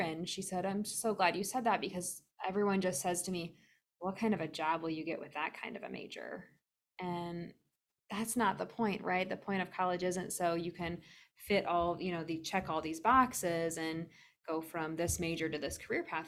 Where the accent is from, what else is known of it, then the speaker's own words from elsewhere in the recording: Lansing, Iowa, United States; I grew up in Lansing, Iowa, which is straight north of Dubuque.